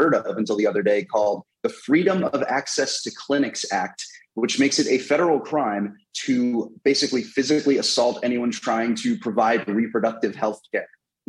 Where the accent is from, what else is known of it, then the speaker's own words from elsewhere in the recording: Bucks County, Philadelphia area, Pennsylvania, United States; as a Catholic who grew up in the Philadelphia area in Bucks County